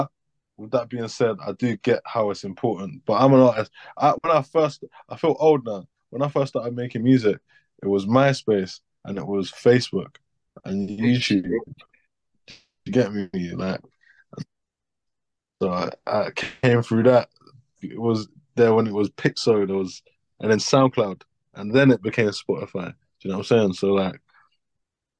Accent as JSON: {"language": "English", "region": "London", "country": "United Kingdom", "said": "I'm an artist from South London."}